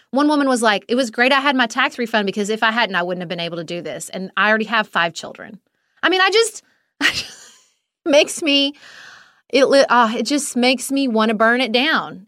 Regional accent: Kentucky, United States; my home state of Kentucky

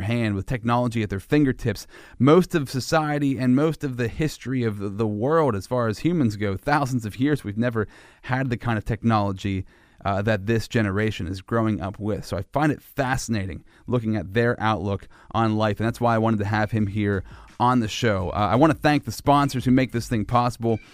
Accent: United States; you're growing up in Sinking Valley. That's where I grew up, too

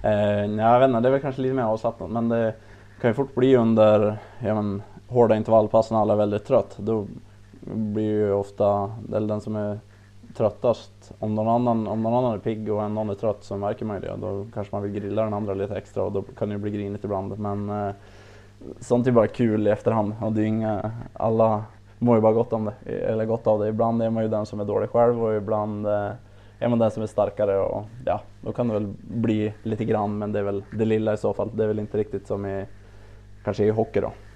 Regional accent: Östersund, Jämtland, Sweden; jag är väl längdskidåkare i, i, från Östersund, eller Optand, där jag är född och, född och uppväxt

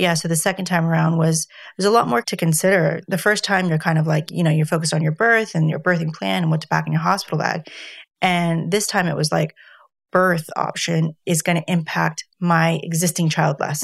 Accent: United States; moved away; being an American

